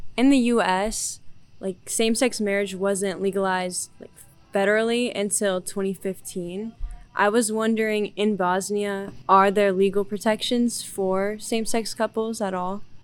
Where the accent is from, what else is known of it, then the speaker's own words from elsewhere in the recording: Dayton, Ohio, United States; I'm from Dayton, Ohio.